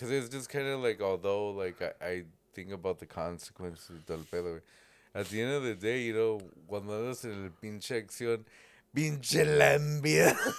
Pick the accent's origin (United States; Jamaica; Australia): Jamaica; I'm from Jamaica.